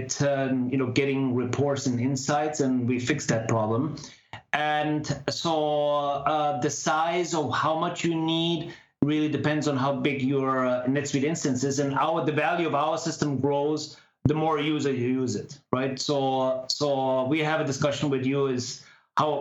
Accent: Germany; moved away as an adult; now in Palo Alto, United States; I originate from back in Germany. I'm half Indian, half German. And spent most of my time back in Germany

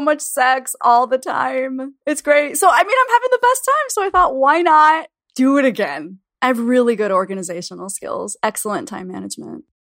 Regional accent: Florida, United States; now in Chicago, United States; I grew up in Florida, in my particular school district

